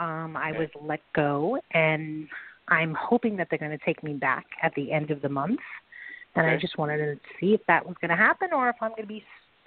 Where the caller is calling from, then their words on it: New York, United States; I am calling from New York.